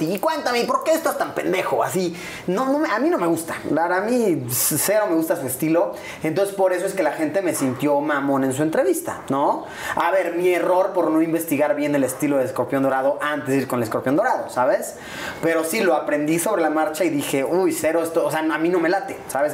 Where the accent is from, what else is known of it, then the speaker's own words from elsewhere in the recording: Puebla, Mexico; also born or lived in Mexico City; Yo soy de Puebla